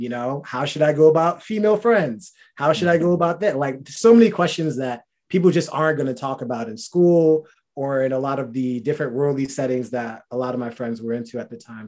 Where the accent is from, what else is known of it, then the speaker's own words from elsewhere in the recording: New Rochelle, New York, United States; also born or lived in Boston; now in Long Island, United States; I'm from New Rochelle, New York, but I went to school in Boston and now I live in Long Island.